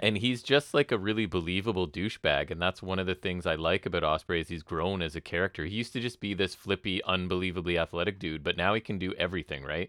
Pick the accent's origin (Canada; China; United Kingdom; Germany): Canada